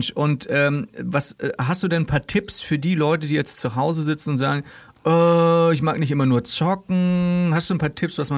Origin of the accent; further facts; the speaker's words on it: Kiel, Schleswig-Holstein, Germany; Ja, Kieler Woche ist immer schlechtes Wetter. Ja, wir wissen das. Wir kennen das schon als Kieler.